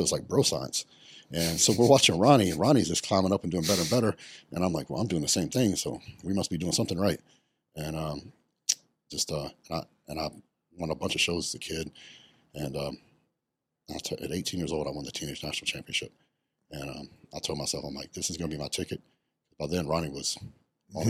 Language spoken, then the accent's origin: English; West Texas, United States; I grew up very poor. I grew up in West Texas, and I grew up on a cattle ranch